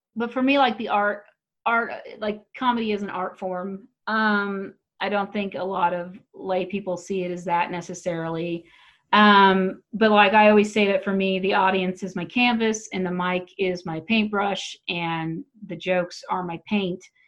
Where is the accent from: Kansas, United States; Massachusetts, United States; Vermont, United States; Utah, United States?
Kansas, United States; Wichita; also born or lived in New York City; now in Colorado, United States; I grew up in Wichita, Kansas, and especially the smaller towns